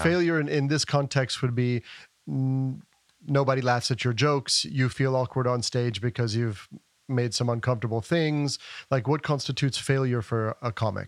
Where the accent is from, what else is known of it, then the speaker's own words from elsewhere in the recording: Asheville, North Carolina, United States; moved away as an adult; now in Europe; I was born and raised here in Asheville